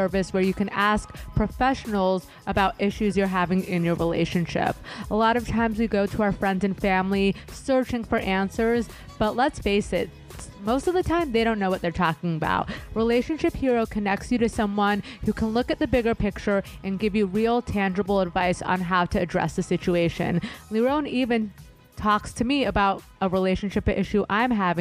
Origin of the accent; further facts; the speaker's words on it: Los Angeles, California, United States; I'm an LA native